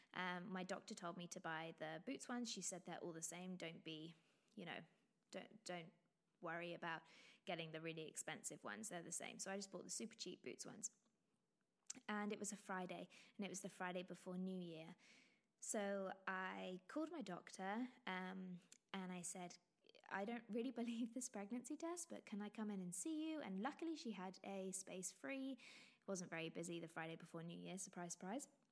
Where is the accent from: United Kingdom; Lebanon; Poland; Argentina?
United Kingdom; England; accent: very English; You can probably tell my, by my very English accent